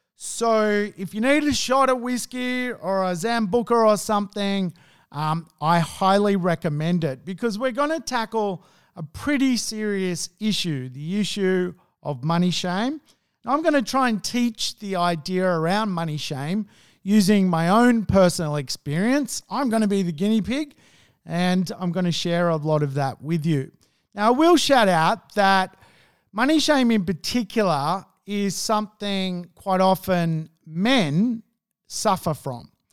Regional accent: Sydney, New South Wales, Australia; I grew up in Hunnis Hill, which was a old money marketplace

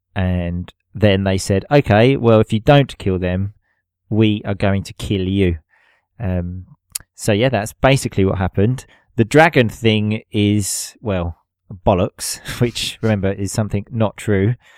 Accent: England, United Kingdom; now in Italy; being English

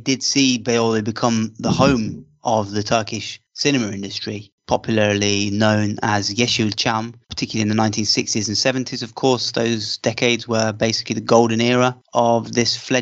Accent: England, United Kingdom; I'm English

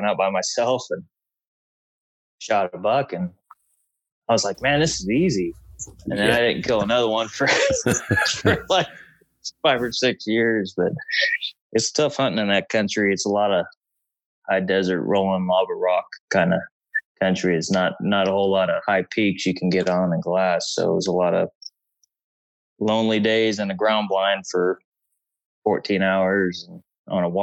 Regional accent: McArthur, California, United States; also born or lived in Central Valley, California; I'm originally from Northern California and born in the Central Valley of California outside of Sacramento and moved when I was real young up to a small town called MacArthur. It's about 80 miles northeast of Redding in northeastern California

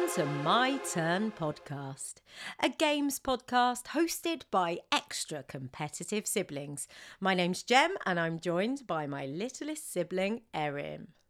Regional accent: United Kingdom; we are so British

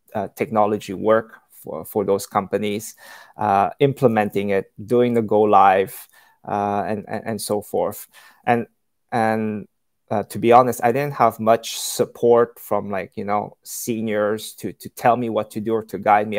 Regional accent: Canada; moved away as an adult; also born or lived in China; I'm originally from from Canada. Um, that's where I grew up

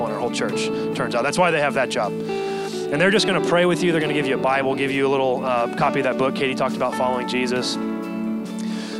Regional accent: Texas, United States; moved away as an adult; now in San Diego, United States; Texas is where I'm from

